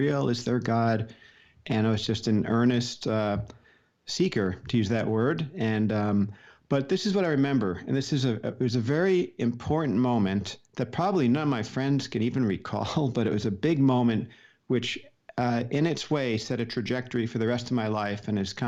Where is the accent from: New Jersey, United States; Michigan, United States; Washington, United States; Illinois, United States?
New Jersey, United States; Paramus; I grew up in Paramus, New Jersey, suburb of New York City, very close